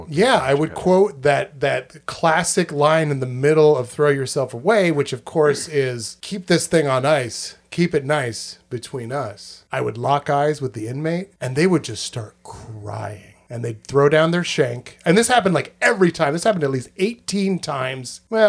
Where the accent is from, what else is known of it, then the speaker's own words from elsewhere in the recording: South West England, United Kingdom; Yes, I'm from merry old England, I is. I'm from Cornish. That's a place, right? No, that's yeah. a language. I'm from Cornwall.